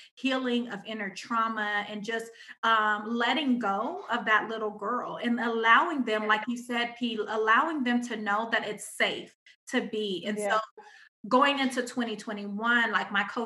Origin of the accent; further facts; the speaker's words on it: Pomona, California, United States; I'm still from Pomona